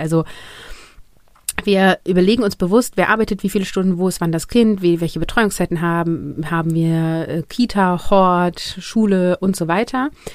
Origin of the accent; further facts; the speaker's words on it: Germany; hier bei uns in Deutschland